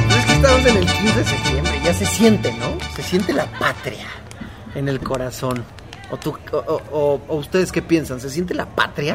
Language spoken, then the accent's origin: Spanish; Mexico